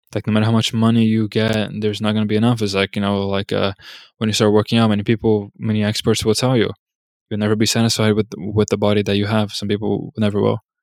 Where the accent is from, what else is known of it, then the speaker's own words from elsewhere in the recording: United States; As an American